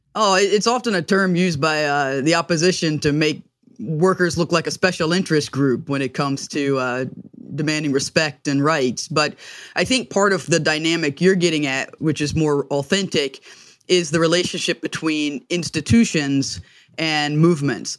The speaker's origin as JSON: {"language": "English", "region": "the South", "country": "United States", "said": "as a Southerner and as a Black person"}